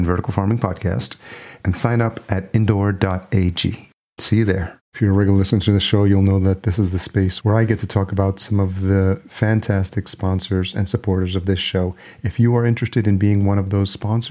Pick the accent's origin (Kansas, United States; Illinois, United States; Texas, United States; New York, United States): New York, United States; Yonkers; moved away as an adult; also born or lived in Los Angeles; now in Minneapolis, United States; I grew up in Yonkers, New York, just outside New York City